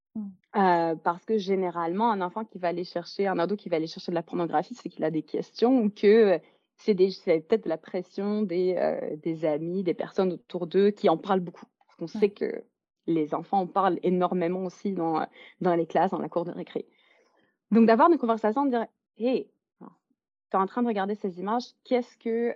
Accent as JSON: {"language": "French", "country": "Belgium", "tie": "born or raised there", "moved": "yes", "lives_now": "Vancouver, Canada", "said": "je suis originaire de Belgique, mais j'habite à Vancouver, en Colombie-Britannique, au Canada."}